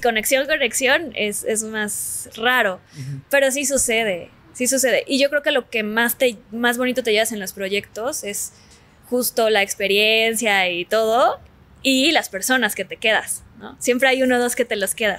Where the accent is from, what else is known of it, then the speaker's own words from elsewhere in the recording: Mexico City, Mexico; also born or lived in Cancún; yo nací en Cancún. Nos, nos, regresamos a la Ciudad de México porque mi papá es de la Ciudad de México. Bueno, nació en, Acapulco por accidente, pero es chilango. Este, regresamos a la Ciudad de México cuando yo tenía como cuatro